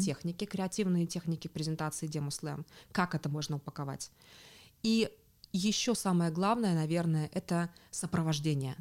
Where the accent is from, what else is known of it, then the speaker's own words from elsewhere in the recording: Tomsk, Tomsk Oblast, Russia; moved away as an adult; now in Berlin, Germany; я сама из Томска, э, живу последние годы в Берлине